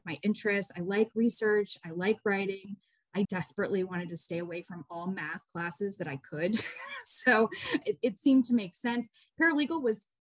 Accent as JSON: {"language": "English", "town": "Atlanta", "region": "Georgia", "country": "United States", "tie": "born or raised there", "said": "I grew up in Atlanta. I actually am a native to Atlanta"}